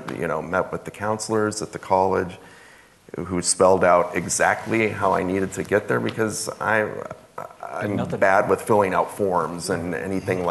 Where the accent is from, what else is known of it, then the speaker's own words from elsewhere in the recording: Ventura County, Southern California, United States; I grew up in Ventura County, Southern California, not far from Los Angeles